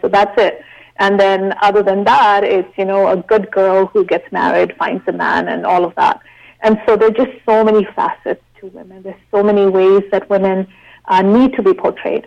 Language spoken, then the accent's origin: English; Shimla, Himachal Pradesh, India; now in Canada; growing up in India